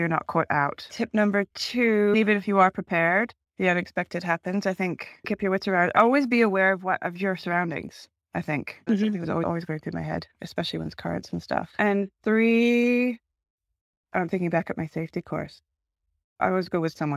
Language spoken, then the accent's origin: English; Canada; moved away as an adult; also born or lived in Hong Kong; now in Cape Town, South Africa; I'm Canadian. I'm used to minus 20 winters